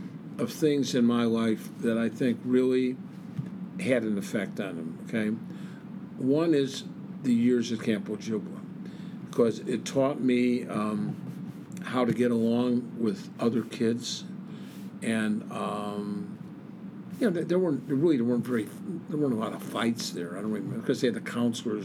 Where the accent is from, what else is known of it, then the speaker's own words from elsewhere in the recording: Chicago, Illinois, United States; moved away as an adult; also born or lived in Iowa City, Iowa; now in Del Mar, United States; I would never trade the time growing up in Chicago for anything